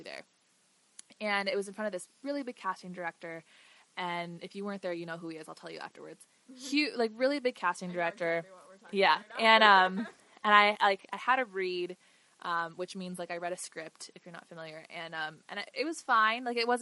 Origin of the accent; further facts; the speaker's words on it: United States; I'm very proud of my roots and who I am, but I'm an American